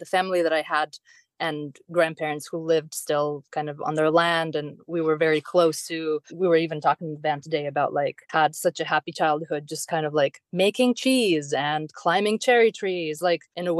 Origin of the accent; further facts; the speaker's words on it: Moldova; English is a second language; moved away as an adult; also born or lived in United States; now in Scotland, United Kingdom; Well, I'm from Moldova originally, which was part of the Soviet Union, and I was born in 88. So when the Soviet Union fell, I was about three.